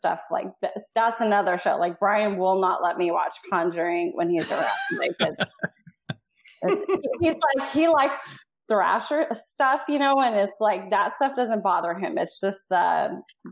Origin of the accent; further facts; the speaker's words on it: Iowa, United States; I grew up in Iowa and right on the Mississippi River